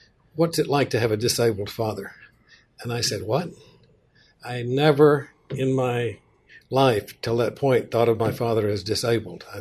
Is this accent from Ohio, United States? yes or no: no; Mississippi, United States; also born or lived in Boston, Massachusetts / Warm Springs, Georgia; I grew up in Mississippi